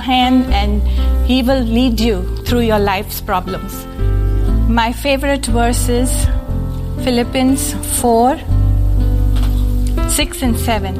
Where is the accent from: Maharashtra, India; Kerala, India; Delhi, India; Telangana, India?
Maharashtra, India; Mumbai; moved away; I was born in Bombay, India, a long time ago in December